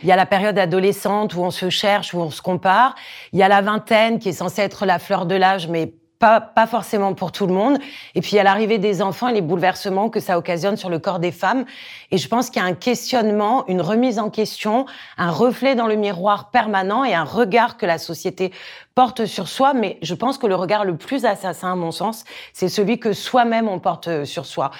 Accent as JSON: {"language": "French", "region": "Corsica", "country": "France", "tie": "born or raised there", "said": "J'ai grandi en Corse"}